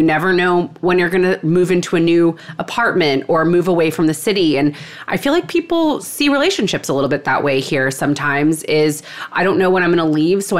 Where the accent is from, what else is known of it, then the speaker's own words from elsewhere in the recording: Texas, United States; now in New York City, United States; But I've lived in New York City for a long time. I'm from Texas. I am an only child from Texas.